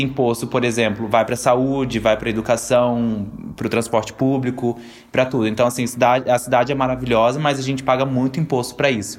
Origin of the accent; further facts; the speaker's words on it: Brazil; moved away as an adult; now in Austria; quando eu saí do Brasil. Eu tinha o quê? 20 anos